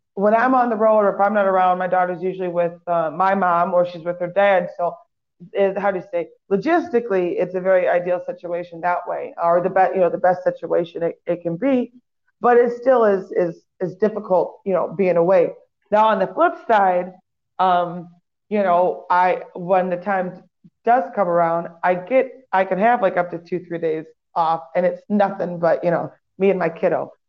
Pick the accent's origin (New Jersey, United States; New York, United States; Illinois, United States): Illinois, United States; Waukegan; a local band in Waukegan, my hometown